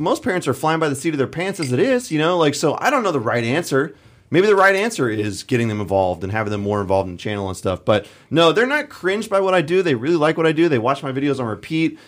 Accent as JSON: {"language": "English", "region": "California", "country": "United States", "tie": "born or raised there", "also_born_or_lived": "Colorado", "moved": "as an adult", "said": "I originally grew up in California"}